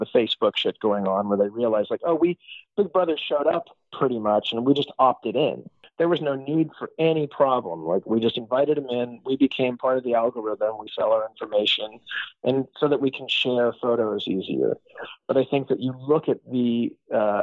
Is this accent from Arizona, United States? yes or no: yes; Phoenix, Arizona, United States; moved away as an adult; also born or lived in San Francisco; I grew up in Phoenix